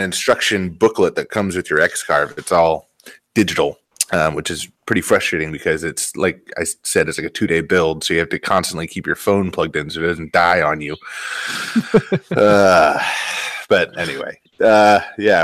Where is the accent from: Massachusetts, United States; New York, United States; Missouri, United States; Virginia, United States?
Virginia, United States; I'm from Virginia originally.